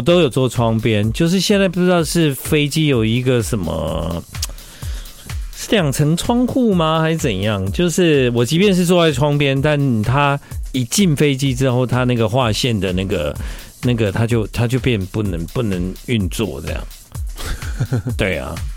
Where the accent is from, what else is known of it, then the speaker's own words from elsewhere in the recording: Tainan, Taiwan; 小时候我住台南，然后呢，我们只要什么教学，户外教学，我们就会去什么巫山头水库